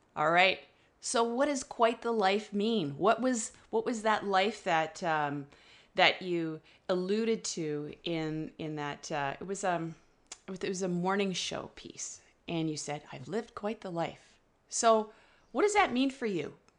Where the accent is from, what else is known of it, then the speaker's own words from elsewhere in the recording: Ottawa, Ontario, Canada; moved away as an adult; also born or lived in north of Vancouver, British Columbia; now in British Columbia, Canada; I'm originally from Ottawa